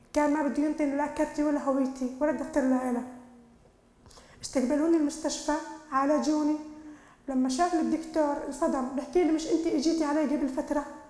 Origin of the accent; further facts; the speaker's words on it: Jordan; انا كمواطنه اردنيه كأم كأخت